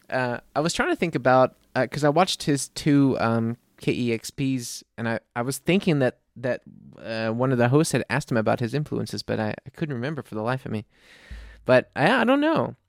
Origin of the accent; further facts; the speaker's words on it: New Orleans, Louisiana, United States; moved away as an adult; now in Munich, Germany; I'm from New Orleans